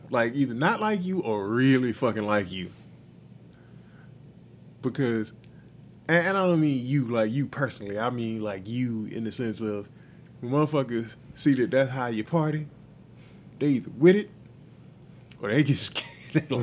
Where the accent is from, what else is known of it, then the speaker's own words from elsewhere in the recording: New Orleans, Louisiana, United States; oh, I'm from New Orleans.